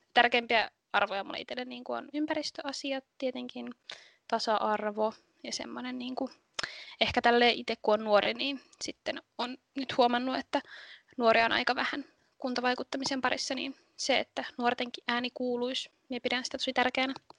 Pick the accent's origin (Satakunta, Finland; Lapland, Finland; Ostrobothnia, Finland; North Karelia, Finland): Lapland, Finland; Kolari; Ne on asunut täällä 14-13-vuotiaasta asti ja minun mummola on täällä, niin sitten mä oon ollut täällä niin kuin aina tosi paljon